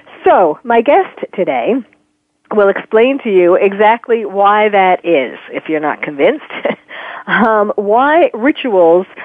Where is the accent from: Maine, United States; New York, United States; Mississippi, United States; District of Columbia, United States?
New York, United States; I'm from, born and raised in New York